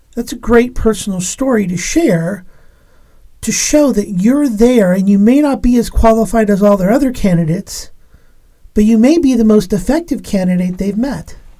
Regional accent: Los Angeles, California, United States; now in Pacific Northwest, United States; I was born in Los Angeles, California

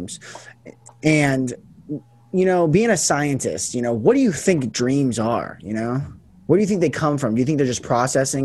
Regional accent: Las Vegas, Nevada, United States; moved away as an adult; also born or lived in Portland, Oregon; right now I'm in Vegas. This is where I grew up

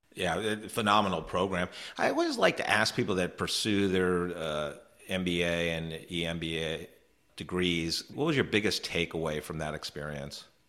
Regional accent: New York, United States; moved away; I'm from New York originally, about an hour north of the city

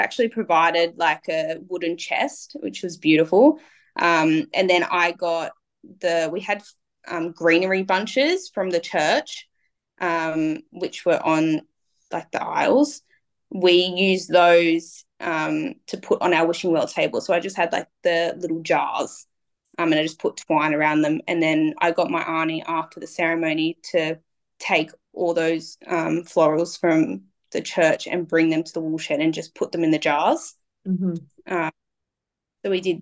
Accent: Cowra, New South Wales, Australia; I'm from like the bush. I was born in Cowra.

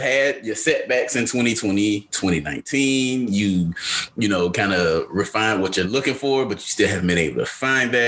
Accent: Atlanta, Georgia, United States; now in North Carolina, United States; the one that lives in North Carolina, because I'm from Atlanta, as everybody should know by now. And so I don't go home as much.

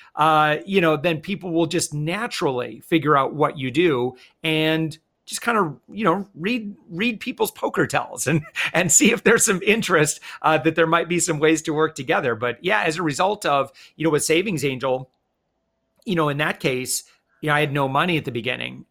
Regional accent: West Michigan, United States; moved away; also born or lived in Hawaii; I'm originally from West Michigan

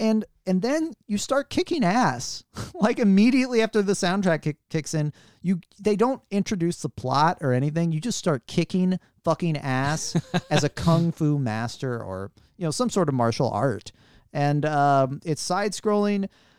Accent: St. Louis, Missouri, United States; Even me, I'm from St. Louis.

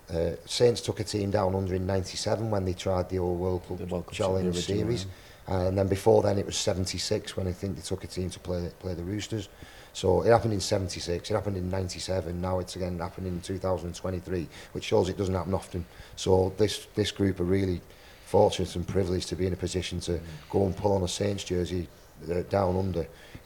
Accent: England, United Kingdom; So that was kind of my opportunity as an English player to actually say, you know what, I can compete at that level

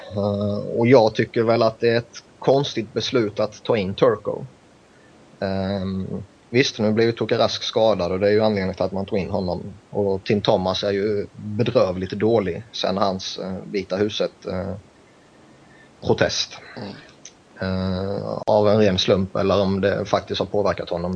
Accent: Sweden; jag kommer från Sverige

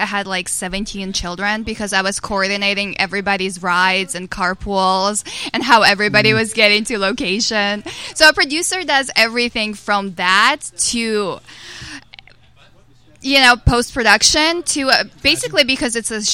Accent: Kharkiv, Kharkiv Oblast, Ukraine; moved away; originally born in Kharkiv, Ukraine, so I'm Russian-Ukrainian

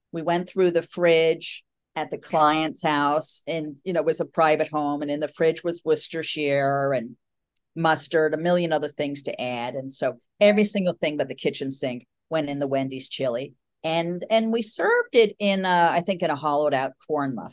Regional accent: Oklahoma, United States; even though we're from Oklahoma, the party was going to be out in Long Island.

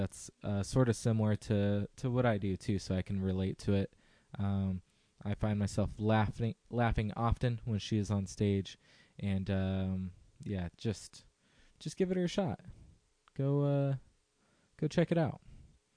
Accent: Visalia or Fresno, California, United States; my hometown area of Visalia or Fresno

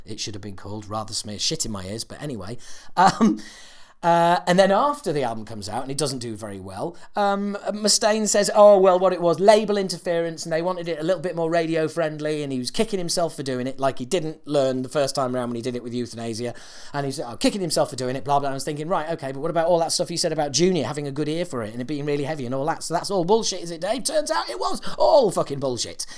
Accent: United Kingdom; us Brits

